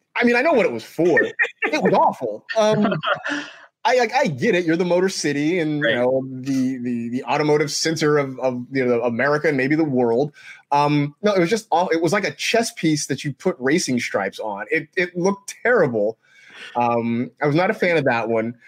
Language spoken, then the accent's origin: English; Bay Area, California, United States; the time I was growing up in the Bay Area